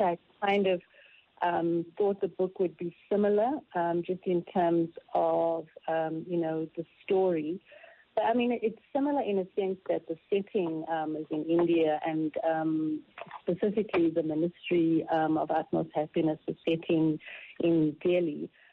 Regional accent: South Africa; as a South African

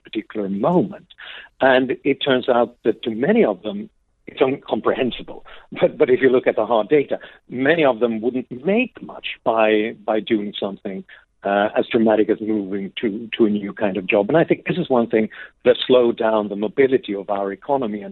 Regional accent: Sweden; I grew up in Sweden in the 70s and 80s.

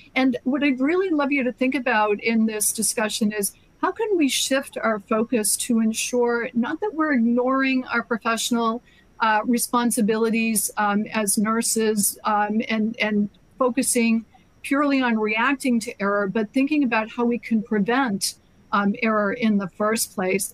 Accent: Massachusetts, United States; my home state of Massachusetts

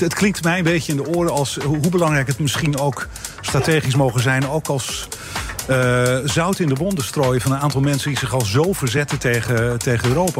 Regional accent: Netherlands

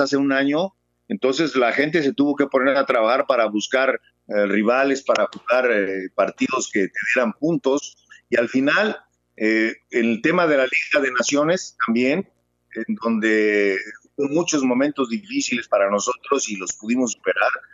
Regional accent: Mexico; moved away as an adult; also born or lived in El Salvador

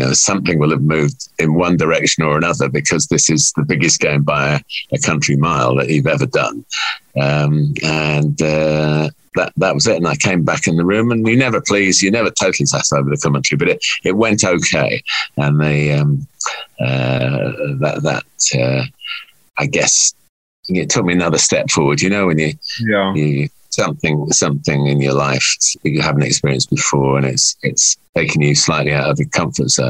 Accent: England, United Kingdom; I'm English

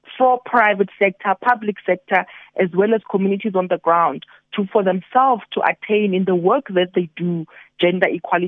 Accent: QwaQwa, Free State, South Africa; I was born in Kwakwa in 1982 and my five-year-old son who lives in Kwakwa today

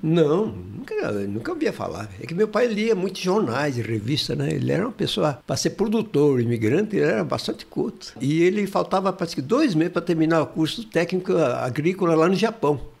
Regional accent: Martinópolis, São Paulo, Brazil; Eu nasci em Martinópolis, perto do Presidente Prudente ali, uma cidade, hoje deve ter uns 25 mil habitantes.

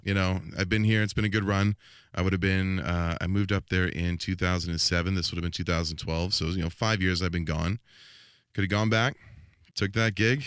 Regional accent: Langley, British Columbia, Canada; also born or lived in Squamish; I actually went back to, uh, Langley, V C, in my hometown

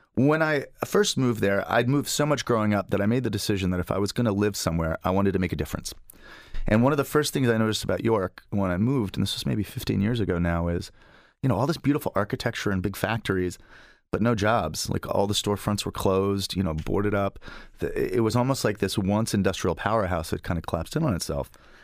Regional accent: United Kingdom; also born or lived in Springfield, United States; I'm originally from Springfield, Massachusetts. But when I was 8, my family decided to become missionaries. So I ended up growing up in the United Kingdom, so England, Ireland, and Scotland.

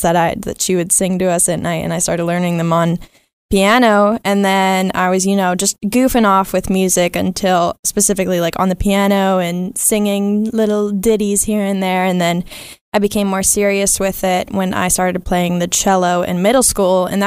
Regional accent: Dallas, Texas, United States; I'm from Dallas, Texas

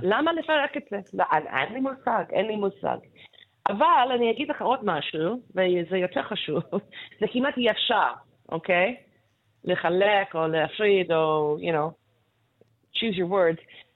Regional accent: Canada; Hebrew is a second language; moved away; כשגדלתי שם, you know, בשנות ה-60 ו-70

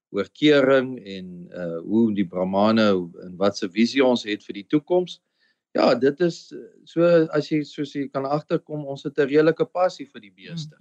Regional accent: Limpopo, South Africa; also born or lived in Free State / United States; now in Eastern Cape, South Africa; ek kom eintlik oorspronklik van die Limpopo af, is waar ek groot geword het en gebore is.

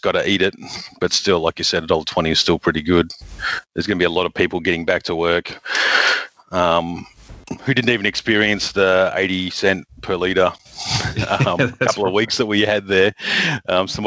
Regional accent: Darwin, Northern Territory, Australia; now in southeast Queensland, Australia; I'm from Darwin originally

